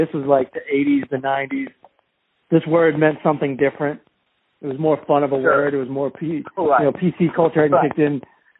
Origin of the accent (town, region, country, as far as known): Southern Maryland, United States; born or raised there; moved away